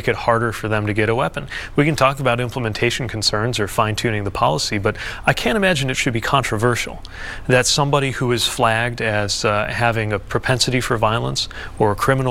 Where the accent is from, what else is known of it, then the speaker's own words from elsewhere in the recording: South Bend, Indiana, United States; when I was a kid growing up in South Bend